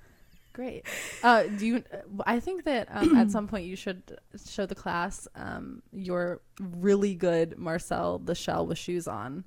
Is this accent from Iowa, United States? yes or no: yes; Iowa, United States; moved away; I'm actually from Iowa, which is a state in the United States of America. It is the heart of the U.S.